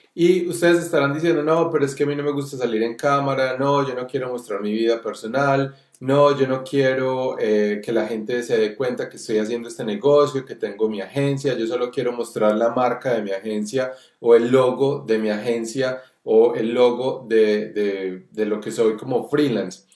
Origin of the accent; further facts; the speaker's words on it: Colombia; nosotros que somos colombianos